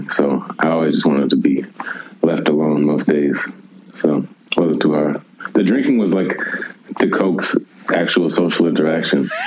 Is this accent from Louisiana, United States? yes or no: no; Milwaukee, Wisconsin, United States; born or raised there; moved away as an adult; also born or lived in Houston, Texas; now in Austin, United States